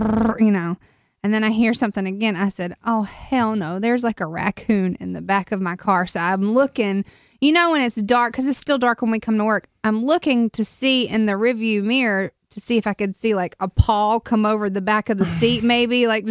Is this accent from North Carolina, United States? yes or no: yes; Durham, North Carolina, United States; also born or lived in Raleigh; I'm from Durham